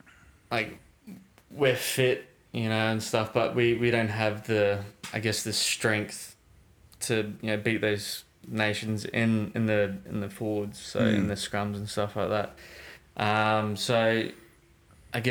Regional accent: Australia; being Australian

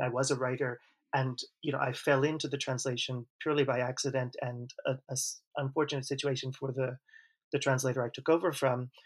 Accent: Long Island, New York, United States; first language English; moved away as an adult; also born or lived in Manhattan, New York / New Haven, Connecticut; now in Spain; I was born in Manhattan. I grew up on Long Island

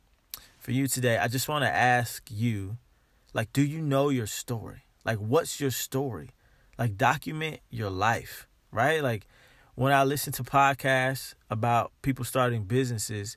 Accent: United States; I am African American

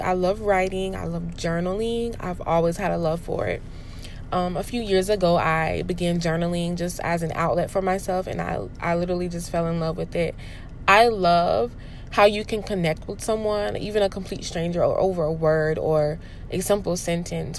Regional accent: Spartanburg County, South Carolina, United States; now in Charleston County, United States; I am originally from Spartanburg County. I am currently a teacher in Charleston County

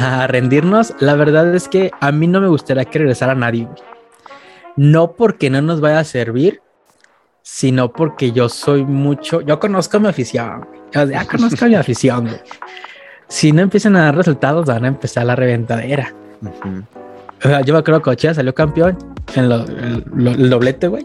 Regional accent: Guadalajara, Jalisco, Mexico; soy de Guadalajara y conozco más afición atlista

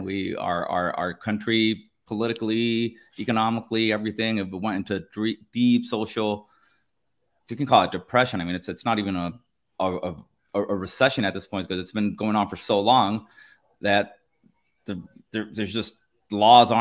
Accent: Nicaragua; first language Spanish; English is a second language; now in Miami, United States; I'm from Nicaragua, and at least that's where I grew up, and that's where my family's from

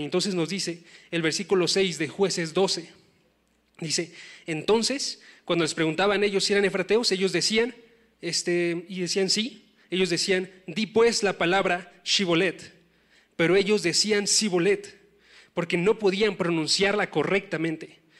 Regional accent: Oaxaca, Mexico; moved away; yo soy de Oaxaca, no soy tan lejano

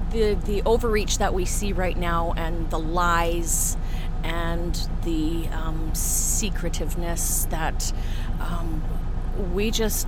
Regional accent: New Bothwell, Manitoba, Canada; We're from New Bothwell, Manitoba.

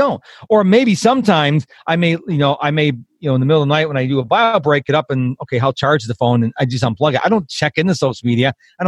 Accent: Rochester, New York, United States; now in Texas, United States; I was raised in the house. I'm originally from Rochester, New York

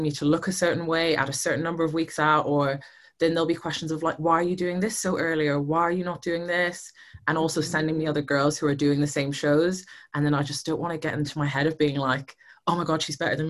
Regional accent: Ireland; moved away as an adult; now in United Kingdom; I'm originally from Ireland. I moved to the UK probably, I think it's nearly 10 years now

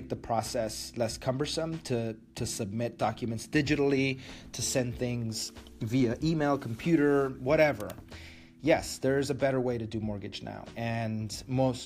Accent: Matamoros, Tamaulipas, Mexico; moved away; my hometown of Matamoros

